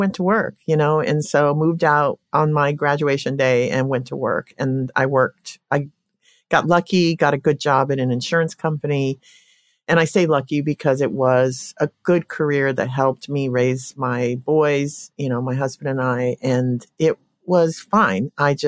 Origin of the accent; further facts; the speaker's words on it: Colorado, United States; I grew up in Colorado and coming out of a family, seven siblings.